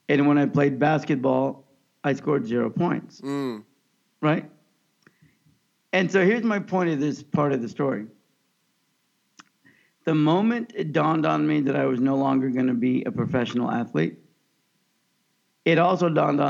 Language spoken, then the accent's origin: English; Kansas, United States; growing up in the Midwest in Kansas in the 70s and 80s